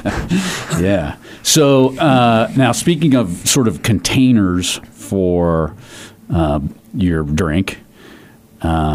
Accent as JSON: {"language": "English", "town": "Denver", "region": "Colorado", "country": "United States", "said": "I'm from Denver"}